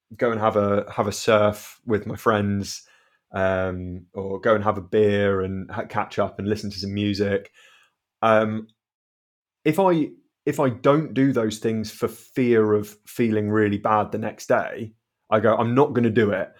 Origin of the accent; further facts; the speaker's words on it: South Devon, South West England, United Kingdom; also born or lived in Southampton; I've always grown up in South Devon